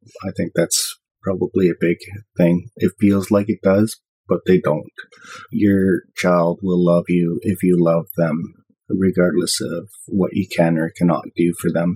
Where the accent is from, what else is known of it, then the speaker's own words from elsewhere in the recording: Ontario, Canada; now in British Columbia, Canada; I grew up in Ontario